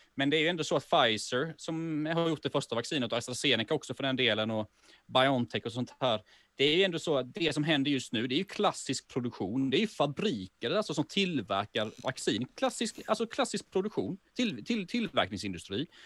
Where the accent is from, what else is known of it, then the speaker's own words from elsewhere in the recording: Sweden; now in Malmö, Sweden; jag bor ju i Malmö, men jag är ju från Småland från början